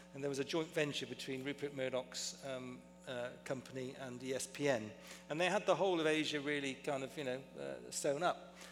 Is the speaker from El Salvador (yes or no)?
no; Bristol, South West England, United Kingdom; I was born and raised, fortunately, in a small town called Bristol in England